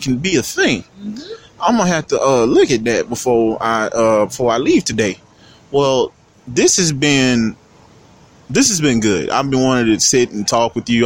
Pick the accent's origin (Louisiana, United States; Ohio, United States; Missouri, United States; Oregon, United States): Louisiana, United States; I'm from Louisiana